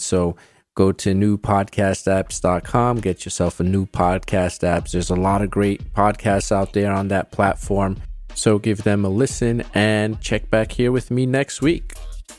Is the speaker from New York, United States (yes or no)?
yes; New York City, New York, United States; I grew up in New York City